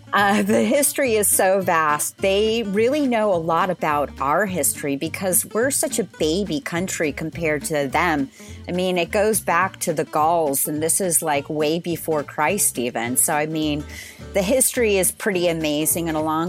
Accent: Southern California, United States; moved away as an adult; also born or lived in San Francisco, United States; now in Paris, France; I'm from California. Oh, cool. Which part? Southern California, but I came from San Francisco. I spent time in both.

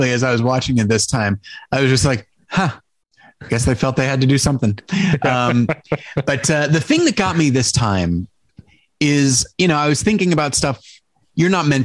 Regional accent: St. Louis, Missouri, United States; I grew up in St. Louis.

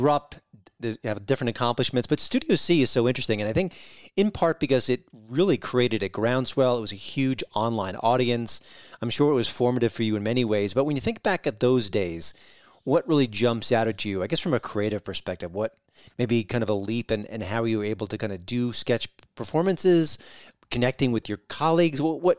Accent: New York, United States; Listen, I'm from New York.

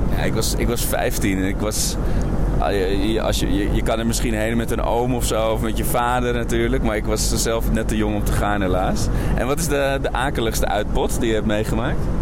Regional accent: Netherlands; als Nederlanders

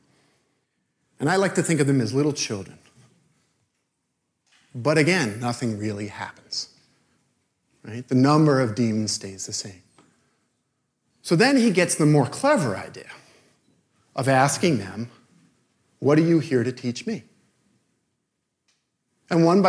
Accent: New York City, New York, United States; I'm from Brooklyn

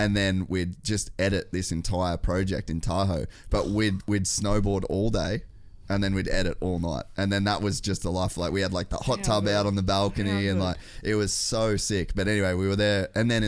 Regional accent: Cairns, Queensland, Australia; now in United States; I'd never even seen snow until I moved to America. {S2} Wow. {S1} I grew up in Cairns.

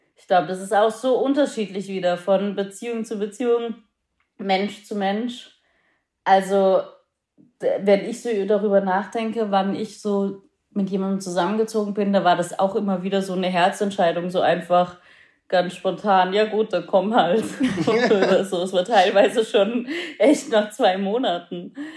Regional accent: Austria; moved away; ich bin in Österreich aufgewachsen

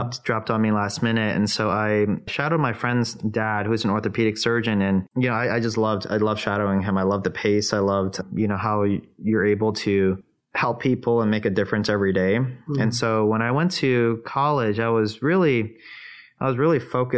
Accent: Toledo, Ohio, United States; also born or lived in New York City, United States; they moved to Toledo, Ohio, of all places, when I was seven. And they started a small restaurant, Chinese restaurant in Toledo. Yeah, that's actually where I spent most of my childhood

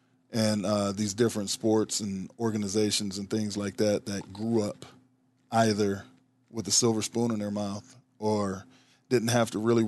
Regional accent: Omaha, Nebraska, United States; Well, I'm born and raised in Omaha, right here in Nebraska.

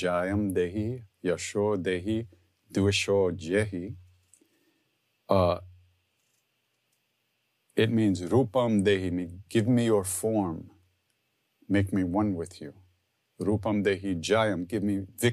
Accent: Long Island, New York, United States; I'm from Long Island, so I sing like I'm from Long Island

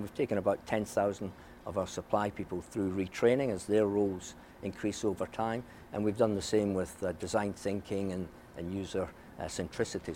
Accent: Scotland, United Kingdom; moved away; when I was their age, growing up in Scotland

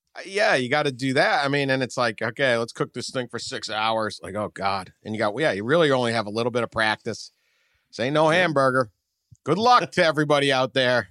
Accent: Northeast, United States; I grew up in the Northeast too.

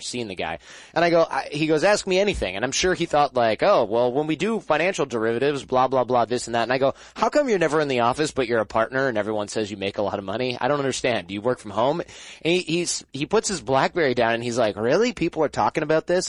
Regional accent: Michigan, United States; I'm from Michigan

